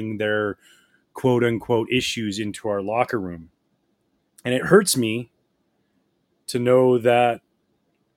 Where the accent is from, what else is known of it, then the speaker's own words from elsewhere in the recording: just outside of Vancouver, BC, British Columbia, Canada; I grew up in the Pacific Northwest, just outside of Vancouver, BC